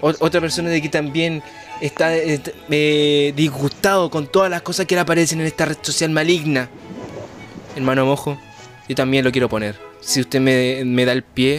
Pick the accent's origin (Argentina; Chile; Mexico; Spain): Chile; somos los únicos de Chile que estamos haciendo esto